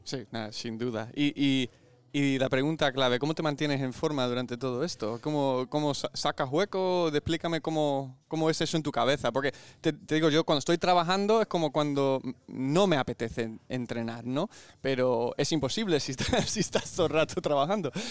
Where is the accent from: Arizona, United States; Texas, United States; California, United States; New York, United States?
California, United States; now in Spain; donde yo nací en California